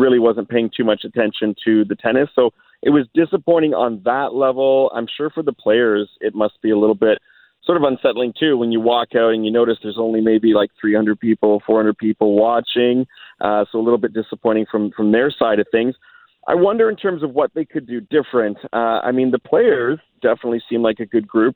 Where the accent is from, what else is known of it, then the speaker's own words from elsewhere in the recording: Canada; being Canadian